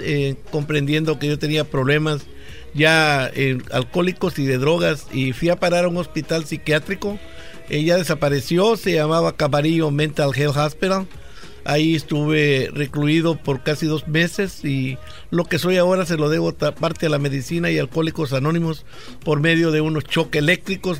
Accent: El Salvador; moved away; Allá en mi país, El Salvador

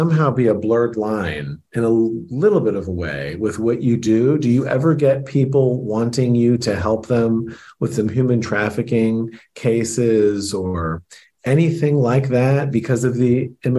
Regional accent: United States; being born in this country.

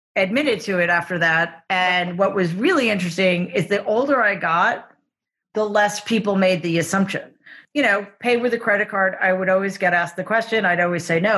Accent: New York City, New York, United States; I grew up in Jamaica, Queens

